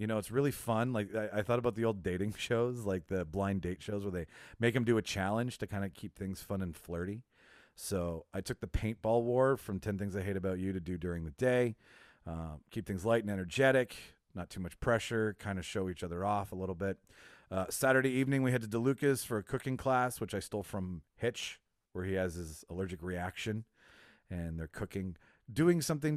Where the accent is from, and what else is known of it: Winnipeg, Manitoba, Canada; born or raised there